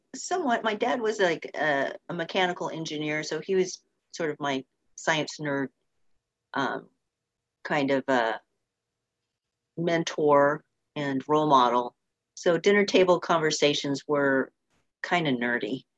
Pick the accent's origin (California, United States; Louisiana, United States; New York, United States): California, United States; Orange County, Southern; I grew up in in Southern California, down in Orange County